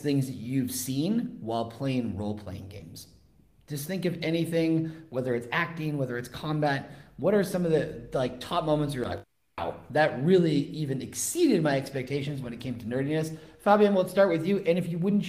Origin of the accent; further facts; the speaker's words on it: West Coast, United States; now in Spain; I'm from the West Coast